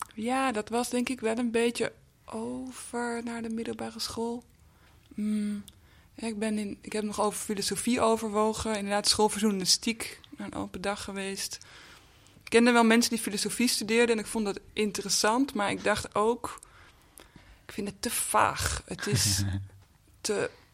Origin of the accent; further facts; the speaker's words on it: Amsterdam, North Holland, Netherlands; Amsterdam-Noord, waar ik ook vandaan kom, waar, eh, waar ik ben opgegroeid